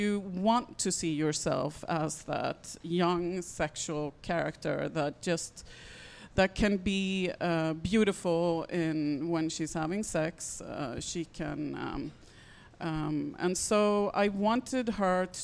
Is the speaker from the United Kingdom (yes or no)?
no; Sweden; I come from Sweden